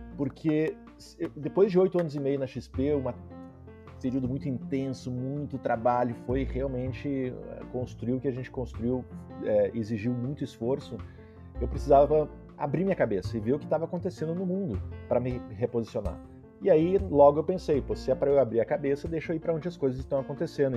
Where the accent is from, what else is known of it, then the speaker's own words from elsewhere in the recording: Vacaria, Rio Grande do Sul, Brazil; moved away as an adult; also born or lived in Porto Alegre / Silicon Valley; eu sou natural de Vacaria, interior do Rio Grande do Sul, morei 16 anos.